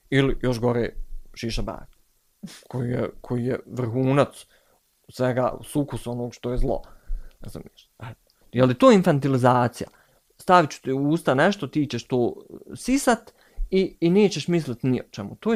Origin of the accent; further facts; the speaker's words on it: Tuzla, Federation of Bosnia and Herzegovina, Bosnia & Herzegovina; strašno volim Tuzla, ja sam iz Tuzle.